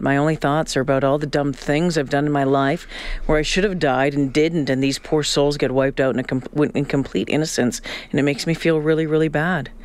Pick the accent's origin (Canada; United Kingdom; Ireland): Canada; growing up in Canada